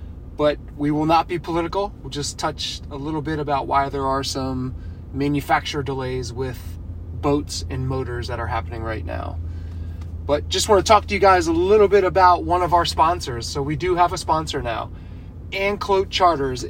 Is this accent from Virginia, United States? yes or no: no; Pennsylvania, United States; Growing up outside of Pennsylvania, the water that we had access to were kind of creeks and streams